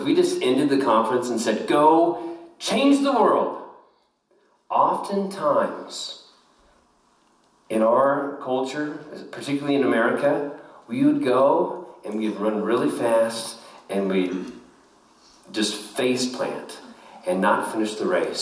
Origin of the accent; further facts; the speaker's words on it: Kansas, United States; I was born in Kansas